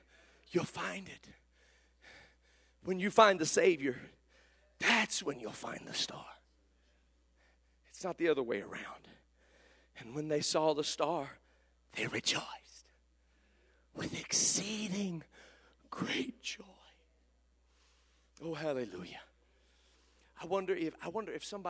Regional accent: Kokomo, Indiana, United States; at my hometown in Kokomo, Indiana

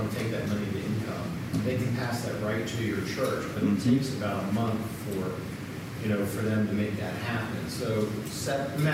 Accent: Oakland, California, United States; I'm from Oakland, so uh, Bay Area yeah

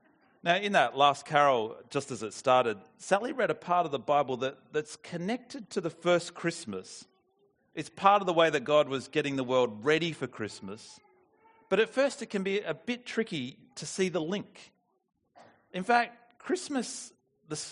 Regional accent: New South Wales, Australia; I'm from New South Wales

